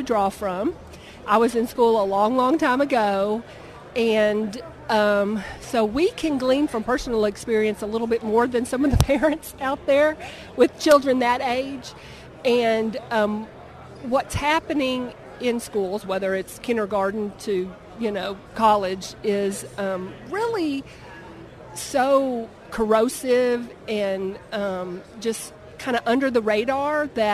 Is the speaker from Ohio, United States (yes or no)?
no; Waco, Texas, United States; also born or lived in Dallas area, Texas; now in Streetman, United States; I grew up in Waco